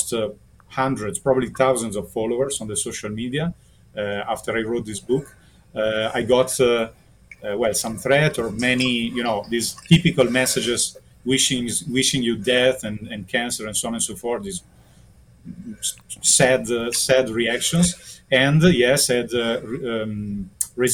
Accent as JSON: {"language": "English", "country": "Italy", "said": "because I'm from Italy, I'm in Germany right now, but I'm from Italy"}